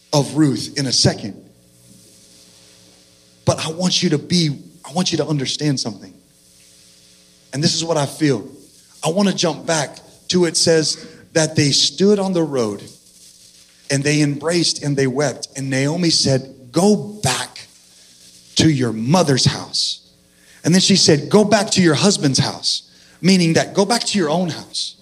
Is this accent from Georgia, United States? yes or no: no; Central Valley, California, United States; also born or lived in San Diego; now in Texas, United States; I'm originally from California in the Central Valley.